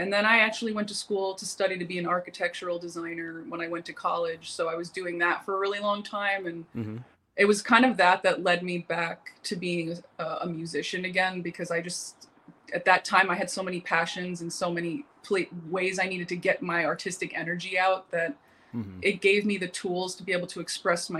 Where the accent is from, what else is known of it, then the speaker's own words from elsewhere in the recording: Westchester County, New York, United States; moved away as an adult; also born or lived in New Jersey; now in Los Angeles, United States; I grew up in the Westchester County area of New York.